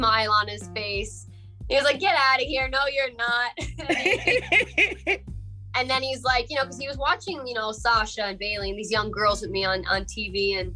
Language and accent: English; South Carolina, United States; also born or lived in Hackettstown, New Jersey; I was born in Jersey, Hackettstown, but I was raised in South Carolina